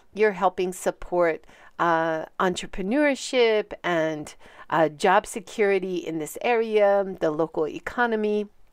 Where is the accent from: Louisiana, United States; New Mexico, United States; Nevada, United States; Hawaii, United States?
Hawaii, United States; moved away as an adult; now in Hiroshima, Japan; I'm originally from Hawaii, and I've been living for a very long time, twenty-seven years, in Hiroshima.